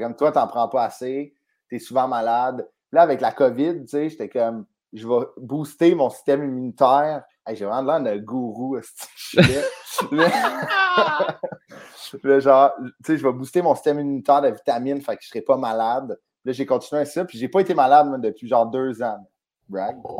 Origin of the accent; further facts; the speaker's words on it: Sainte-Thérèse, Quebec, Canada; on a tous grandi à sainte on a joué au hockey à sainte mon frère m'a coaché à Sainte-Thérèse